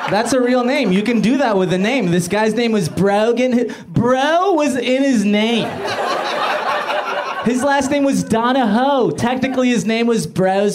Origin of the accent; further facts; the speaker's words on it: Inglewood, California, United States; I grew up in Inglewood